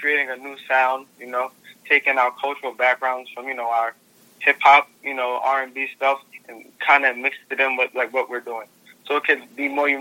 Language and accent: English; New York City, New York, United States; I come from Brooklyn